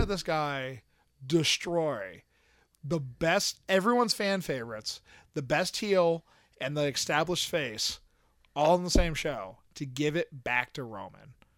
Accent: Pennsylvania, United States; I'm from Pennsylvania

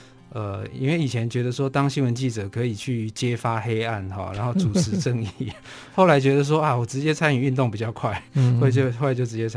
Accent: Taipei, Taiwan; 对，我是台北人。对，我的我的家庭哈是呃一个就是普就是普通的一个算是中等阶级工商业人的家庭。 那我的老家本来是在景美，

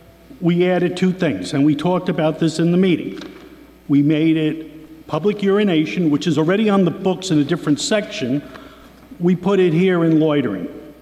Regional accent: New York, United States; now in Albany, United States; I'm born and bred in Albany. I was born in New York State. I pay New York State taxes. I own four pieces of property in this city. I invest in this city because I love this city.

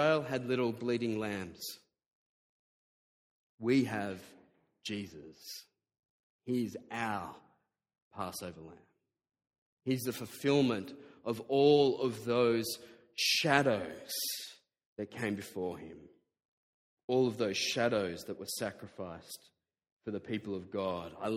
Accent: Diamond Creek, Victoria, Australia; I grew up in Diamond Creek, widest suburb in Australia.

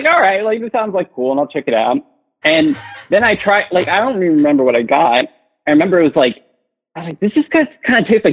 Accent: New Jersey, United States; moved away as an adult; also born or lived in New York City; I'm from Jersey originally

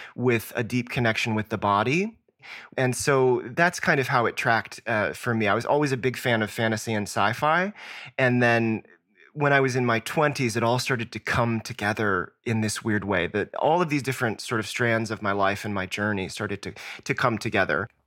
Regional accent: Southwest Virginia, United States; I grew up in Southwest Virginia

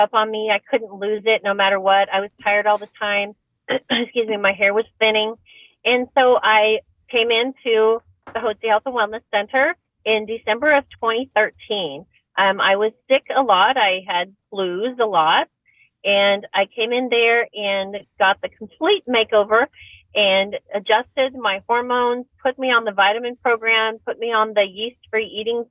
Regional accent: Oregon, United States; also born or lived in Dallas-Fort Worth, Texas; now in Cypress, United States; I actually grew up in the Pacific Northwest in Oregon

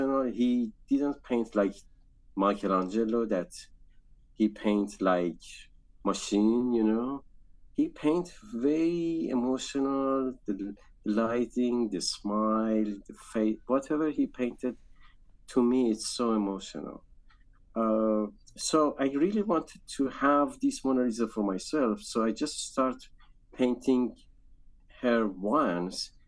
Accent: Isfahan, Iran; moved away as an adult; also born or lived in Shiraz / Tehran; now in New York, United States; I grew up in Iran, in Isfahan, as a Jewish

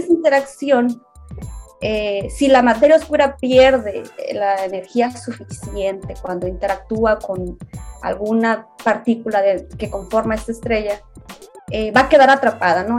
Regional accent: Hermosillo, Sonora, Mexico; moved away as an adult; now in Tokyo, Japan; originaria de Hermosillo, Sonora

